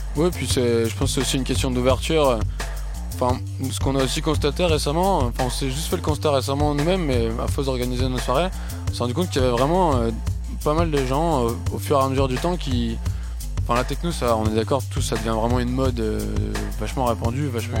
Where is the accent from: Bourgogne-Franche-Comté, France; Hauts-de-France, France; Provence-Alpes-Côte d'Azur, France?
Hauts-de-France, France; near Lille; même de, à côté de Lille